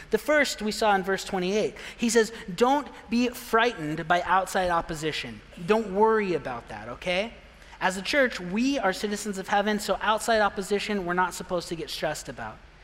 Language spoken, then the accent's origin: English; Pine, Arizona, United States; moved away; I'm from a real small town. I'm from Pine, Arizona, and everyone knows, oh, I've been there, Pine Top. No, not Pine Top, Pine. It's not the same place. so small, you don't even know where it is. 3,000 people I grew up